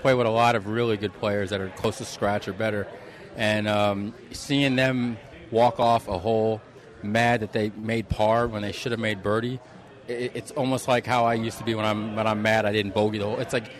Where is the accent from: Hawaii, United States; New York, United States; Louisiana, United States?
New York, United States; now in Las Vegas, United States; my father's Italian. So, growing up in New York